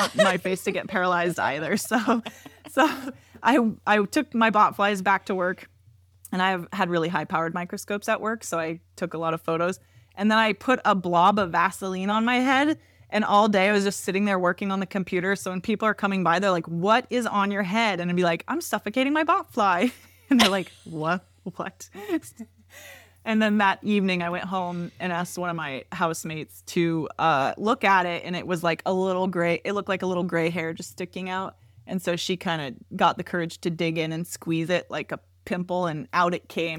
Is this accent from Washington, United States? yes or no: yes; Washington, United States; I grew up in Washington